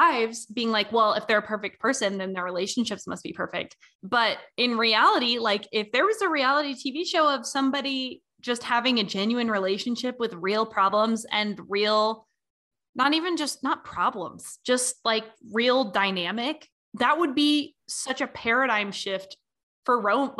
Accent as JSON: {"language": "English", "region": "Southern United States", "country": "United States", "tie": "born or raised there", "said": "as a bisexual woman growing up in the Bible Belt, it's so weird."}